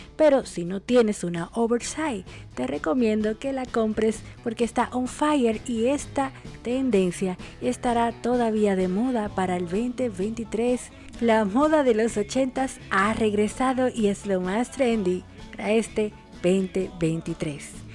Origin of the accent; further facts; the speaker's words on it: Dominican Republic; now in Argentina; República Dominicana, mi país, mi tierra, mi patria